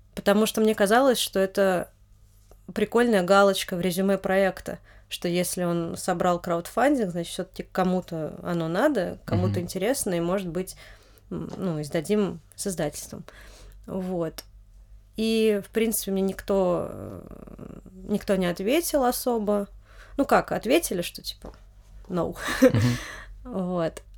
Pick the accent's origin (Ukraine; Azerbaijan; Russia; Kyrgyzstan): Russia; Noginsk, Moscow Oblast; я родилась в Нодинске, это московская область